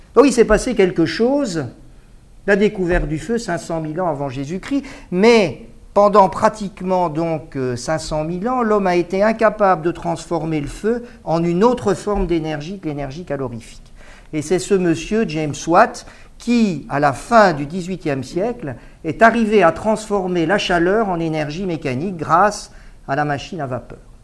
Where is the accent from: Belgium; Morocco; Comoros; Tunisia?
Belgium; Mons, Wallonia; now in Paris, France; j'ai quitté Mons en 1979. depuis euh, je vis à Paris